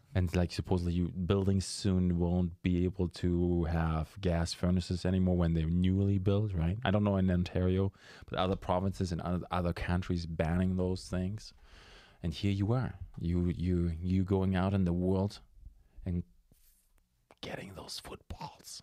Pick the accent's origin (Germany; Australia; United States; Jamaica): Germany; moved away; I'm from Germany